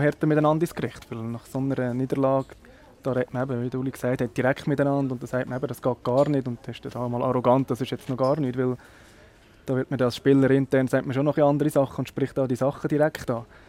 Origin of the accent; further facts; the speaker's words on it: Nidwalden, Switzerland; bei uns in Nidwalden hinten